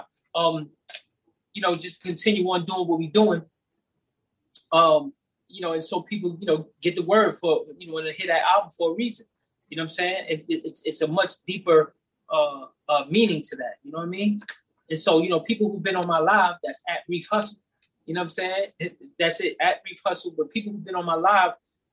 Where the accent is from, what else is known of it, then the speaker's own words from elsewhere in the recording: New York City, New York, United States; I'm from the Bronx